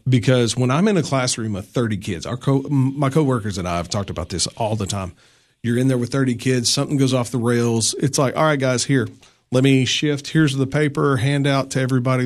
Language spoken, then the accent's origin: English; La Follette, Tennessee, United States; moved away as an adult; now in Putnam County, Tennessee, United States; I grew up in little town north of Knoxville, Tennessee called La Follette.